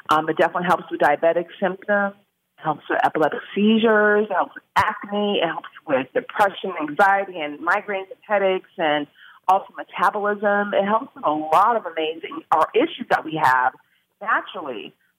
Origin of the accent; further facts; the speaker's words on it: California, United States; I'm from California. Of course, I know all about the legalities there.